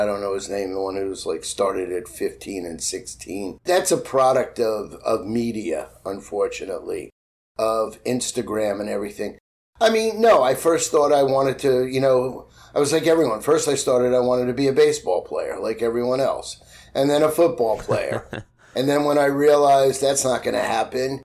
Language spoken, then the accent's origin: English; New York City, New York, United States; I grew up in Queens. I grew up in a city housing project.